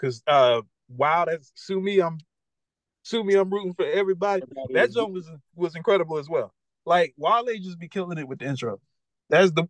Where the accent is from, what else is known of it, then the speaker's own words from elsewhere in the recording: Prince George's County, Maryland, United States; moved away; also born or lived in Texas; I'm from PG County, Maryland